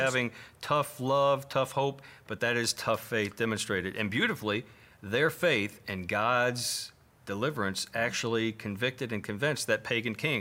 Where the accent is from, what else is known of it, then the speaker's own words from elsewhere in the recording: Kentucky, United States; moved away; I'm always glad to come home 'cause I've, obviously, I'm from Kentucky.